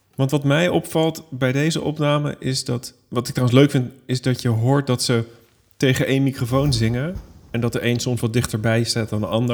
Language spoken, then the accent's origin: Dutch; Netherlands; ik als Hollander